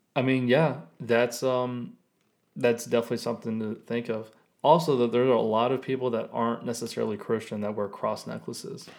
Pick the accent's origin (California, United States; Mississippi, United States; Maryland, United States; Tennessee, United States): Tennessee, United States; Being born and raised in Tennessee, Sonic is kind of like a staple of my culture